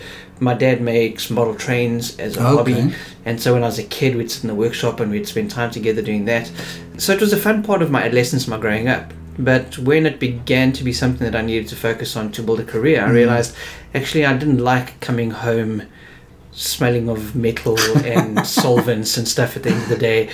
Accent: Johannesburg, Gauteng, South Africa; moved away as an adult; now in Cape Town, South Africa; I grew up in Johannesburg. So, okay. I lived in Joburg until I was about 26

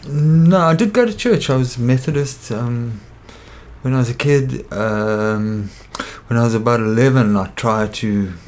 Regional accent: Kimberley, Northern Cape, South Africa; moved away as an adult; now in Cape Town, South Africa; I was born in Kimberley.

